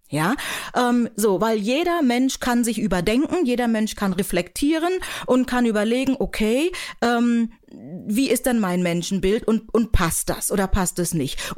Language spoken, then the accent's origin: German; Buxtehude, Lower Saxony, Germany; also born or lived in Nigeria; Ich bin in Buxtehude aufgewachsen, hatte wirklich eine wahnsinns tolle Kindheit.